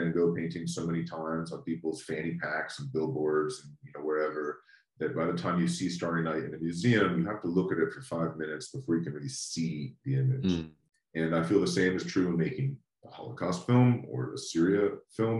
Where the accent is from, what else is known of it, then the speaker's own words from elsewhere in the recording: United States; as an American growing up in the United States